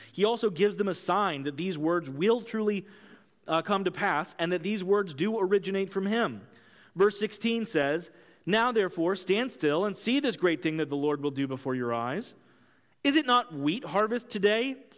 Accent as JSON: {"language": "English", "region": "Kansas", "country": "United States", "tie": "born or raised there", "also_born_or_lived": "Brazil", "moved": "as an adult", "said": "I grew up in Kansas"}